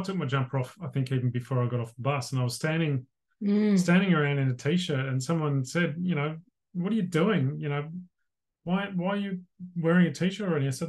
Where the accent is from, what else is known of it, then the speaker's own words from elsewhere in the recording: Melbourne, Victoria, Australia; Our excuse was simply that we're from Melbourne.